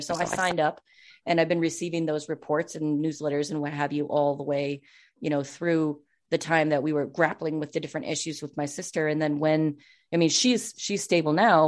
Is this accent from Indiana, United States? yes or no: no; Minnesota, United States; also born or lived in Western Wisconsin; I'm from Minnesota, as Mindy said. And so, like, I lived in Minnesota. My, my family is actually from Western Wisconsin